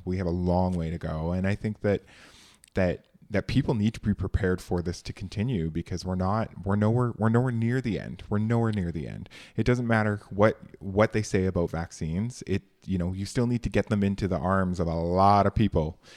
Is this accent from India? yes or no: no; Canada; It is not tough being a Canadian.